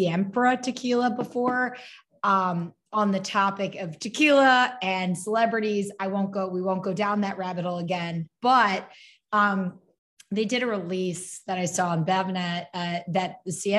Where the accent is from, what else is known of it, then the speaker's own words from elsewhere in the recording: New Jersey, United States; I'm from South Jersey.